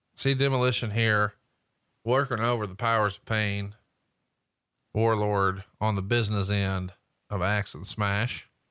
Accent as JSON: {"language": "English", "region": "Alabama", "country": "United States", "said": "I'm from Alabama"}